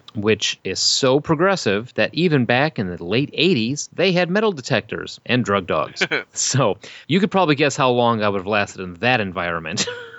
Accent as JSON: {"language": "English", "town": "Bolingbrook", "region": "Illinois", "country": "United States", "tie": "born or raised there", "also_born_or_lived": "Chicago", "said": "so grew up in Chicago for a little while, then moved out to Bolingbrook and went to public school for grade school, and then went to a Christian middle school for 6th, 7th, and 8th grade."}